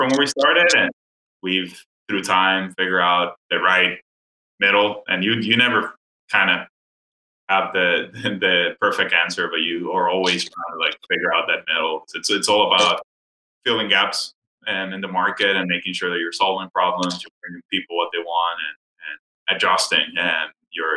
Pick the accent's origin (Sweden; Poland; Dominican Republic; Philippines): Dominican Republic; moved away as an adult; also born or lived in Miami, United States; now in United States; I'm originally from the Dominican Republic and grew up there, and then moved to the U.S. to go to college in Miami